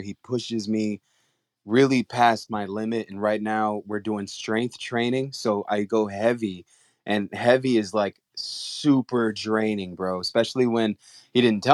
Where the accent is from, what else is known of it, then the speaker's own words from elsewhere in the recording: San Antonio, Texas, United States; I'm from San Antonio.